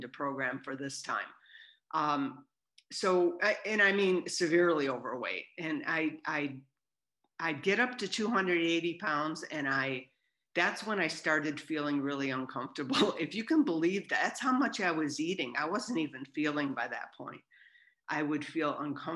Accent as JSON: {"language": "English", "region": "Southern California", "country": "United States", "said": "I'm from Southern California"}